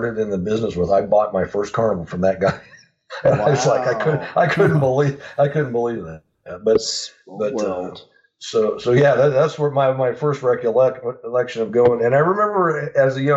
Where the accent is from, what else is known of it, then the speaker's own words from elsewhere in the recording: Phoenix, Arizona, United States; also born or lived in Montana; We moved to Phoenix, Arizona. Well, actually, Scottsdale is a suburb of Phoenix, when I was about 10 years old. So I really tell people that I grew up in Phoenix, Arizona